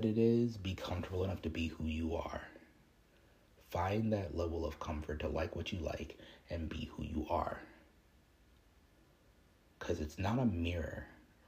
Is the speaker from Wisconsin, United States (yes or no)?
no; Chicago, Illinois, United States; I grew up in Chicago